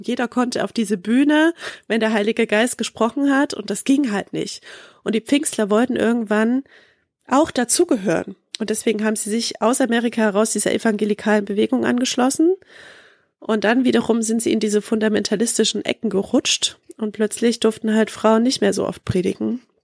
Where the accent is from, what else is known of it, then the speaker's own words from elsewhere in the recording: Leipzig, Saxony, Germany; ich komme ja in Leip aus Leipzig